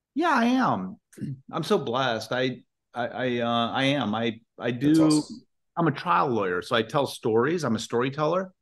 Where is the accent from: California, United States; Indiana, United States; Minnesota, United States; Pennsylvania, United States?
Indiana, United States; moved away; also born or lived in Washington; grew up in Indiana